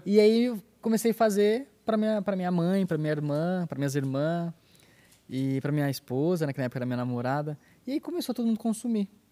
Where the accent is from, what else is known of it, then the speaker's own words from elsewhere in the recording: Brazil; da minha cidade, que eu sou de Paradópolis aqui do lado